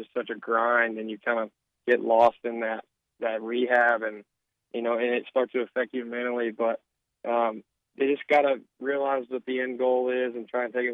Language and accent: English; Arkansas, United States; also born or lived in Meridian, Mississippi; my home state. You know, every kid growing up in Arkansas